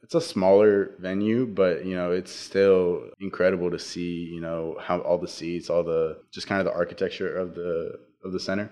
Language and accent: English; Navasota, Texas, United States; I'm from Navasota, Texas, and I go to Navasota High School